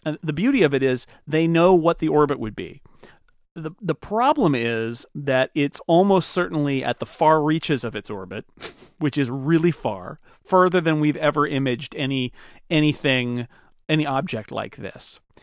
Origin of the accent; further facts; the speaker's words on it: California, United States; I grew up in California